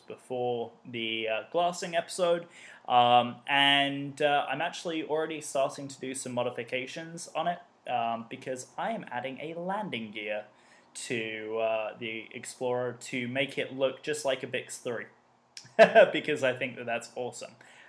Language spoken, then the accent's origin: English; United Kingdom; accent: English; I'm British